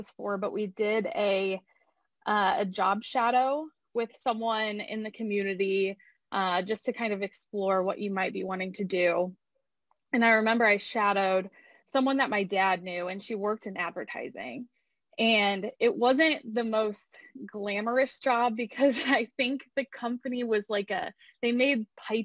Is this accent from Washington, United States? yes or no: no; Findlay, Ohio, United States; moved away as an adult; now in Indianapolis, United States; I grew up in Findlay, so definitely was a tight-knit community there